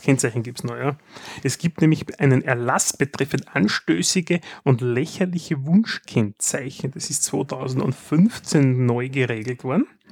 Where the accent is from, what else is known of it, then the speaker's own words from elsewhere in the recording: Austria; wir sind Österreicher